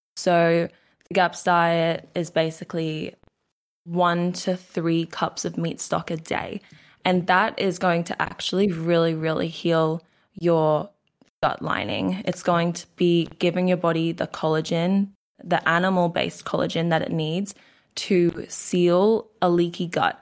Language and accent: English; Queensland, Australia; accent: Australian; So I am Australian. I'm from Queensland, Australia.